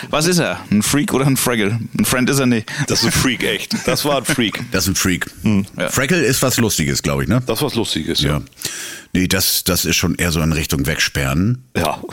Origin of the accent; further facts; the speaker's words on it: Bonn, North Rhine-Westphalia, Germany; Als Bonner, ne?